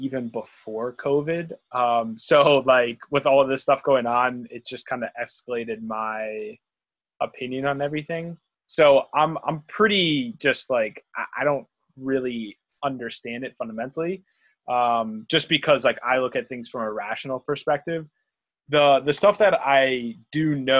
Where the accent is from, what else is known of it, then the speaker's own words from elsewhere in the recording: Pittsburgh, Pennsylvania, United States; I'm from Pittsburgh